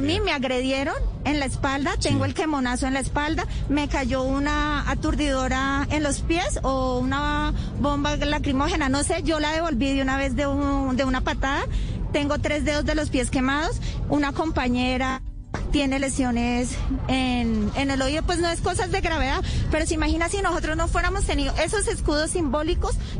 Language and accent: Spanish; Colombia; nosotras somos colombianas